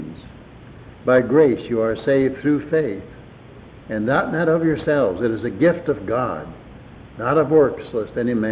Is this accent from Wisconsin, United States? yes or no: yes; Wisconsin, United States; moved away; where I grew up in Wisconsin, had a mile of ice on top of it